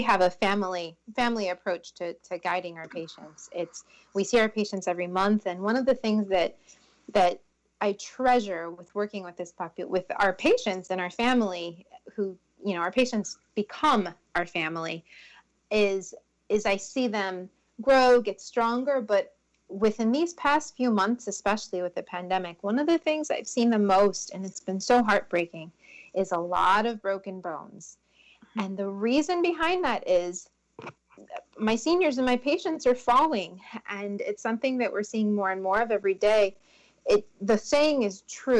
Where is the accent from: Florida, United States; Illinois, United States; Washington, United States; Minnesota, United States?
Florida, United States; Tampa; also born or lived in Trinidad and Tobago / Orlando; I have grown up in Tampa since the age of 4, so I love this city with as much passion as I can. I've grown up here, and this is all I know. I was born in Trinidad and Tobago